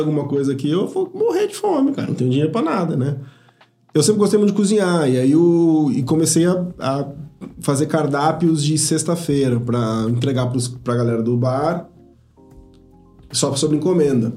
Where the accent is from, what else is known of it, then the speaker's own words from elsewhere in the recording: São Paulo, Brazil; moved away as an adult; now in Ribeirão Preto, Brazil; eu cresci, minha vida inteira foi em São Paulo